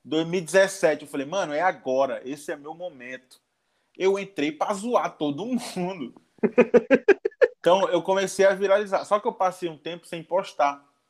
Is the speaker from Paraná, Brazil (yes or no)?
no; Manaus, Amazonas, Brazil; sou de Manaus